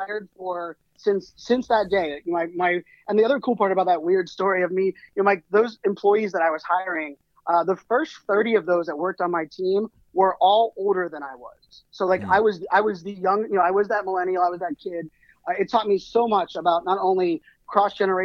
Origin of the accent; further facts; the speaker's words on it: Pittsburgh, Pennsylvania, United States; moved away; I grew up in Pittsburgh, Pennsylvania